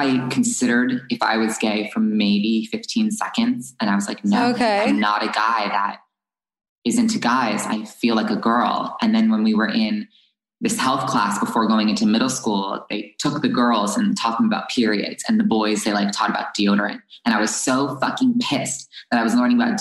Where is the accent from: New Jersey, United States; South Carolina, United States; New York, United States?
New Jersey, United States; also born or lived in Los Angeles; I moved from Los Angeles to New Jersey in the second grade